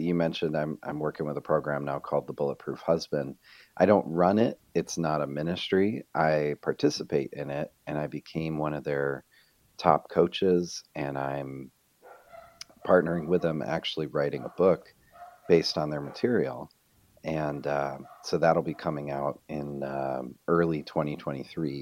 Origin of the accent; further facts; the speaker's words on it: Rochester, New York, United States; moved away as an adult; also born or lived in Fort Mill, South Carolina; we're both originally from Rochester, New York